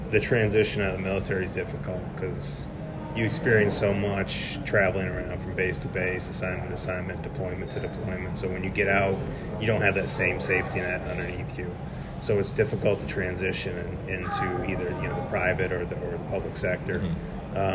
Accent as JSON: {"language": "English", "region": "Maine", "country": "United States", "said": "So, I'm originally from Maine. So, it's was about four or five when my parents got me involved in the sport."}